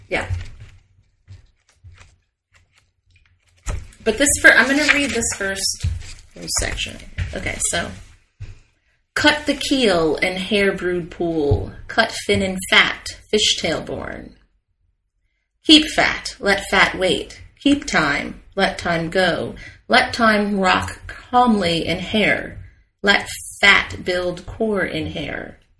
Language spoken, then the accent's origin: English; United States; being American